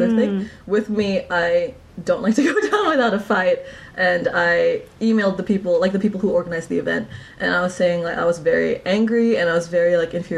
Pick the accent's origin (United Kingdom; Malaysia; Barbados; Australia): Malaysia; Sarawak; moved away as an adult; now in New Zealand; I'm from Malaysia